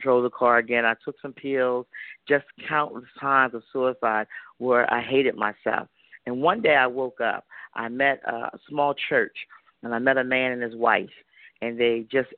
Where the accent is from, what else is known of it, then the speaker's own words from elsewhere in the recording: Georgetown, Delaware, United States; I'm from a very small town in Delaware